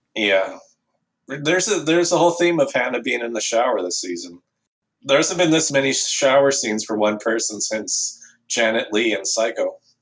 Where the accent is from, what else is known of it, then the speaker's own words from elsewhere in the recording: Canada; I'm from Canada